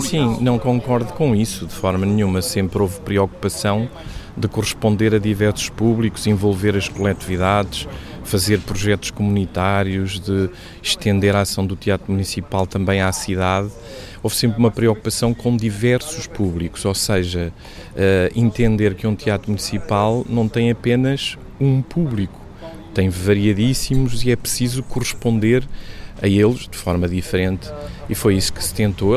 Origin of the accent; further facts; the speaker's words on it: Guarda, Portugal; moved away as an adult; now in Lisbon, Portugal; a Guarda foi a cidade onde eu cresci, onde vivi eh, durante 57 anos